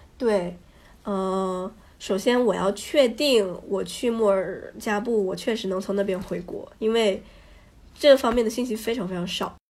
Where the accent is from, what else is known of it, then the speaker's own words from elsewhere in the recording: China; 我是中国人